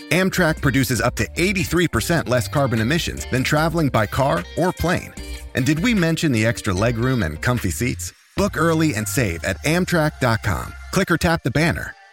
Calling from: Dalkeith, Scotland, United Kingdom; I am dialing in from Dalkeith, not far from Easter Road.

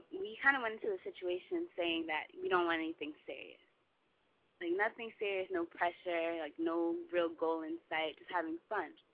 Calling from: New Jersey, United States; Um, I'm from New Jersey, North Jersey, New York City, City metropolitan area. Um, I'm 21

